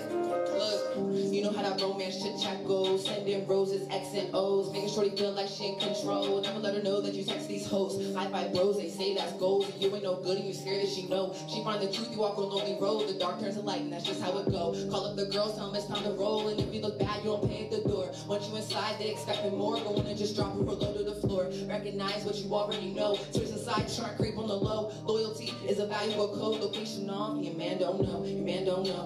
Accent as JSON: {"language": "English", "town": "Hagerstown", "region": "Maryland", "country": "United States", "said": "I'm from Hagerstown, Maryland"}